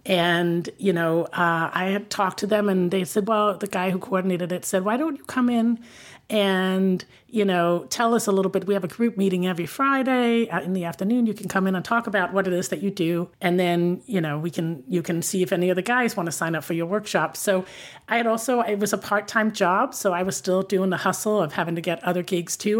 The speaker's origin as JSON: {"language": "English", "country": "Denmark", "tie": "born or raised there", "also_born_or_lived": "Paris, France", "moved": "as an adult", "lives_now": "New York, United States", "said": "the country I'm from"}